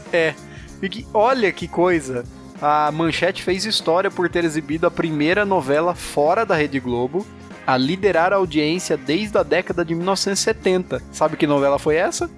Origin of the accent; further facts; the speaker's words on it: São Paulo, Brazil; pra gente que é de São Paulo